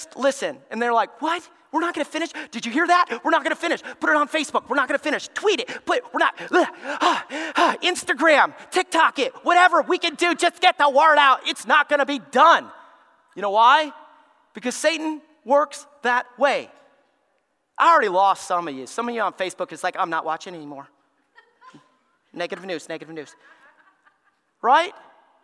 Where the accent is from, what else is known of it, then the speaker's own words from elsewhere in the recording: Alabama, United States; I grew up in Alabama